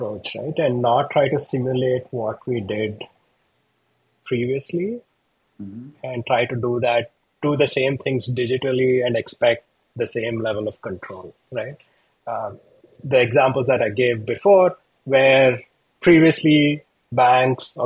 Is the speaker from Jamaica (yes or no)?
no; India; moved away; I'm from India.